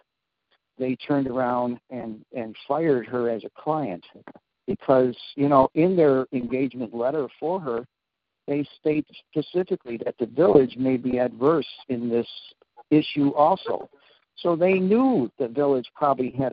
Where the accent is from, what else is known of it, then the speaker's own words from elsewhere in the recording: Chicago, Illinois, United States; we're from Chicago